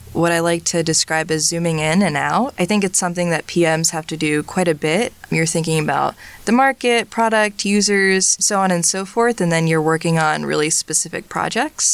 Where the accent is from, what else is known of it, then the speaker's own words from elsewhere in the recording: Hightstown, New Jersey, United States; also born or lived in Urbana-Champaign, Illinois; I'm originally from Hightstown, New Jersey, which isn't too far from here